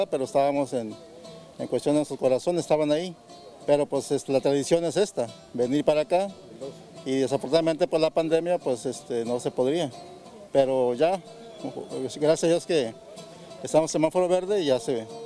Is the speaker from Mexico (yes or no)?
yes; Villa de Álvarez, Colima, Mexico; Somos de Villa Álvarez, Colima